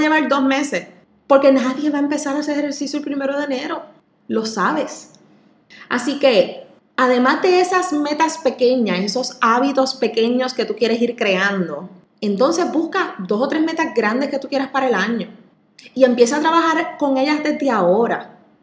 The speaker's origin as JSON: {"language": "Spanish", "country": "Puerto Rico", "said": "así somos los boricuas"}